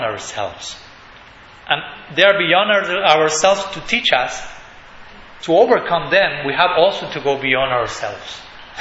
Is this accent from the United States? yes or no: no; Argentina; English is a second language; in Buenos Aires, we are from Argentina.